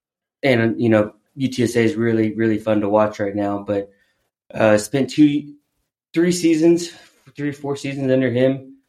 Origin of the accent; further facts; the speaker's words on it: Corpus Christi, Texas, United States; moved away as an adult; also born or lived in Louisiana / Oklahoma; now in San Antonio, United States; I am from Corpus Christi. Okay. I graduated high school from Corpus Christi Carroll in 2008